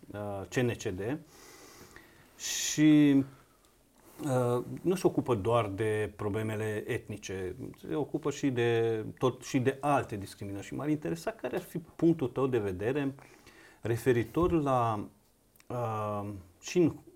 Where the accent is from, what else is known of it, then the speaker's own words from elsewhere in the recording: Banat, Romania; eu m-am născut în Banat, într-o uh, comunitate de sârbi, într-un sat de sârbi